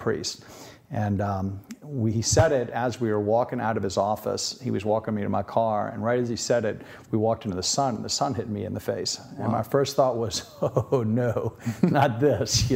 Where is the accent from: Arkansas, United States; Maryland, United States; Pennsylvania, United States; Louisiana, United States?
Louisiana, United States; Metairie; also born or lived in Notre Dame, Indiana / Washington, D.C.; I was born there, and I grew up in Old Metairie